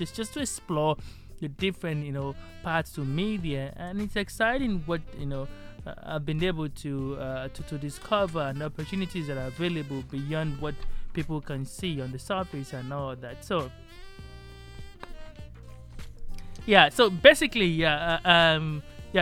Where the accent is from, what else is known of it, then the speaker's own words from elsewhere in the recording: Nigeria; moved away as an adult; now I'm in my home country, where it all started